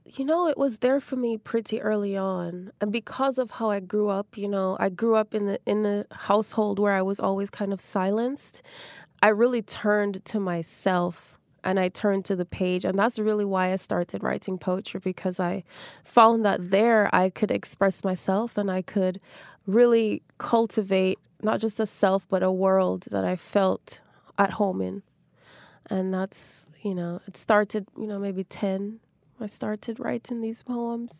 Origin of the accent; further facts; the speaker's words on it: Jamaica; my childhood growing up in Jamaica